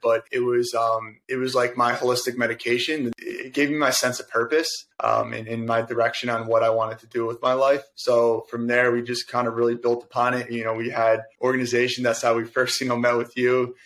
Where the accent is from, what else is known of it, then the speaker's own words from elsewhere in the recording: Verona, New Jersey, United States; now in Jersey City, United States; I born and raised in Verona. I'm actually over in Jersey City now.